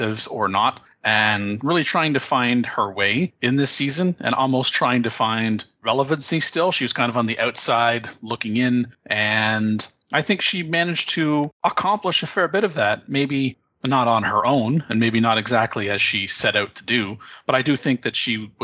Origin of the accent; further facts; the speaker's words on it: Canada; accent: Canadian